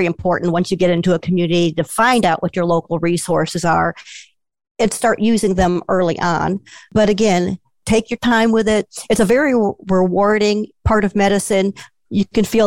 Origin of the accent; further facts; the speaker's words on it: Chicago, Illinois, United States; now in Southern Illinois, United States; I'm originally from the Chicago suburbs and most of my family is there